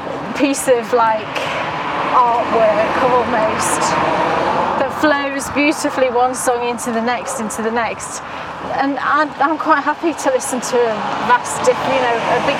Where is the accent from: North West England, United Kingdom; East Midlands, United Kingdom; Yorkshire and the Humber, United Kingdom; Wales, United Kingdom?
Yorkshire and the Humber, United Kingdom; I grew up in Yorkshire.